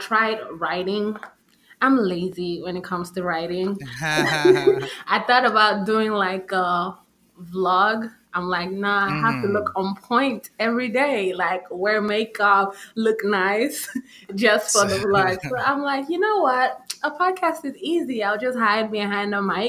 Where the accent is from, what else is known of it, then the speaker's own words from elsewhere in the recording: Nigeria; moved away; I went back home because I'm originally Nigerian